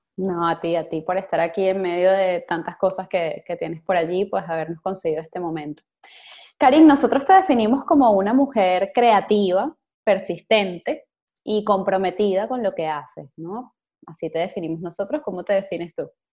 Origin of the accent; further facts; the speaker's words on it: Venezuela; moved away; tantos venezolanos que estamos por allí regados